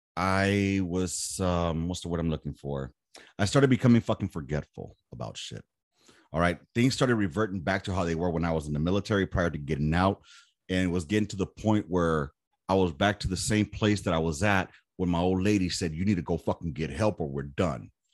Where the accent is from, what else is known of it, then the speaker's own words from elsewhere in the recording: Los Angeles, California, United States; Born and raised in South Central